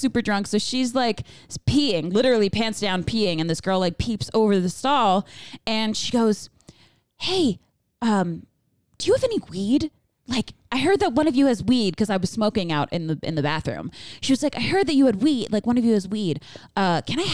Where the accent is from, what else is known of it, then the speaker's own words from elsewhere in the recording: Long Island, New York, United States; I'm from Long Island. And they're like, oh, where are you from in Long Island? And I was like, the Five Towns